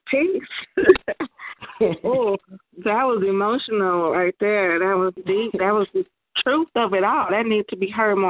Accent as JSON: {"language": "English", "town": "Chicago", "region": "Illinois", "country": "United States", "tie": "born or raised there", "said": "Salute from Chicago, my hometown."}